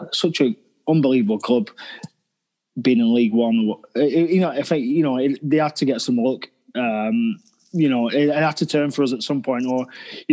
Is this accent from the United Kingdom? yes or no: yes; Preston, North West England, United Kingdom; moved away as an adult; also born or lived in Sheffield; I come from Preston